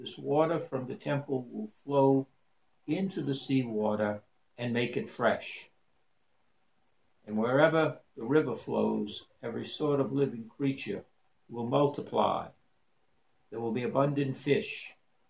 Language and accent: English; New Orleans, Louisiana, United States; growing up in New Orleans, being a New Orleanian back in the 50s and even today?